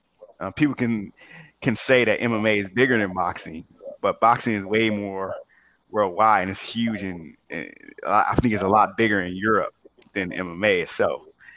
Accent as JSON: {"language": "English", "country": "United States", "said": "as an American"}